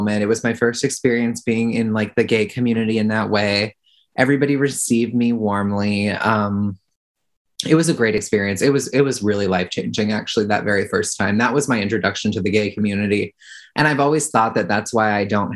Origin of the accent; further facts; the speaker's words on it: New York, United States; moved away as an adult; now in Minnesota, United States; I'm originally from New York.